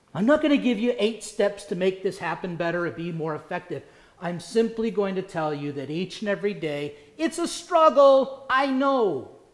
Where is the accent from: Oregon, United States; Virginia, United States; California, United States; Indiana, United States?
Indiana, United States; now in South Carolina, United States; Growing up in Indiana